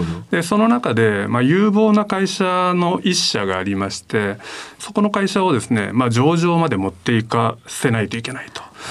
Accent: Fukuyama, Hiroshima, Japan; 生まれはあの広島の福山という町ですね

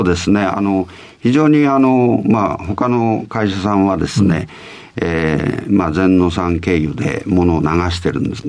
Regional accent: Hirosaki, Aomori, Japan; 生まれはですね、青森県の弘前なんですけど、はい、えー、ちょうどりんごの木の下で生まれました。

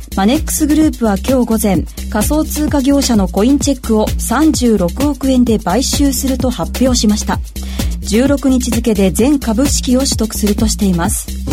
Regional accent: Kansai, Japan; 町田さんと同じ関西出身です

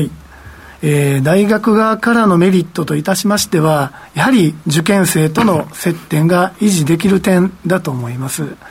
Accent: Japan; moved away; 私自身も、あの、地方出身でございますので

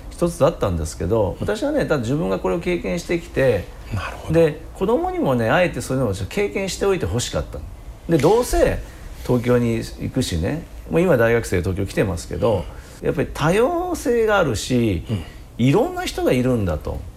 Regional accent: Shanghai, China; now in Japan; 私上海出身ですけれども、

